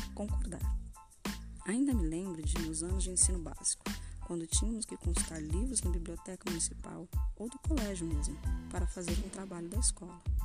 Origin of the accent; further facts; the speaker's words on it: Guarulhos, São Paulo, Brazil; moved away as an adult; also born or lived in interior of Minas Gerais; now in Minas Gerais, Brazil; UNG, que é uma faculdade de Guarulhos, que é a minha cidade